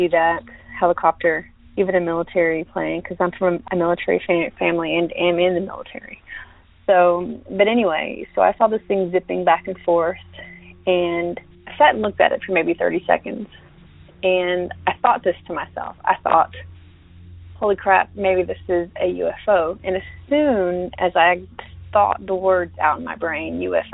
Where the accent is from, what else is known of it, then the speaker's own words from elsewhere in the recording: Northwest Florida, United States; moved away; I'm originally from Northwest Florida, so near Eglin Air Force Base, about 30 miles away, maybe less